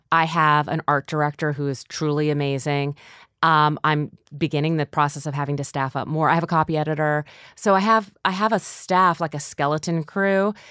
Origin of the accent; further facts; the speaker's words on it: North Dakota, United States; moved away; I'm from North Dakota too